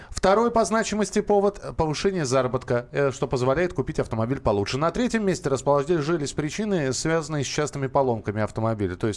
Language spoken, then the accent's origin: Russian; Novosibirsk, Novosibirsk Oblast, Russia; Да, я из Новосибирска